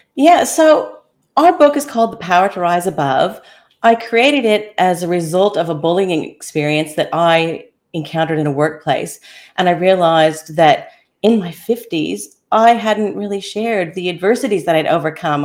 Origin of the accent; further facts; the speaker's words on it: Kansas, United States; also born or lived in Daintree rainforest, Queensland, Australia; now in Australia; I was born and raised in Kansas, and then ended up transplanted in Australia